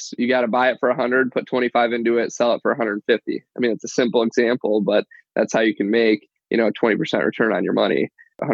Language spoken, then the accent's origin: English; Detroit, Michigan, United States; I grew up in Michigan, Metro Detroit, Southeast Michigan.